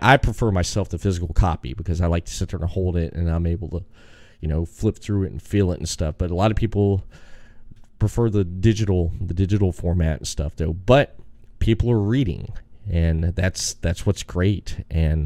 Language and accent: English; Daytona Beach, Florida, United States; we're all from Florida